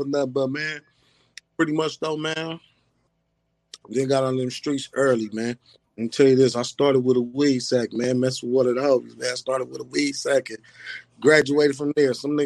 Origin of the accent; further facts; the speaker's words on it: Lynwood, California, United States; I'm from Linwood, California, man. It's a small city stuck between Compton on this side, Watts on this side